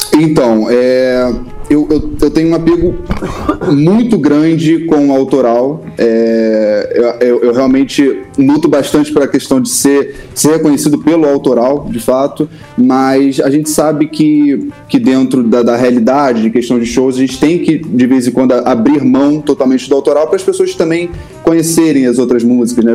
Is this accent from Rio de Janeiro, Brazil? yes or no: yes; Rio de Janeiro, Brazil; Sou tijucano, né? tijucano desde o início